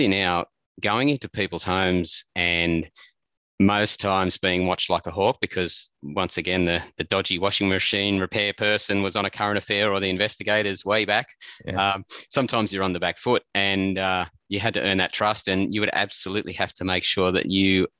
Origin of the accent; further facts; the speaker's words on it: Armidale, New South Wales, Australia; also born or lived in Walcha; I was born in Armidale, and all my family was in Walker.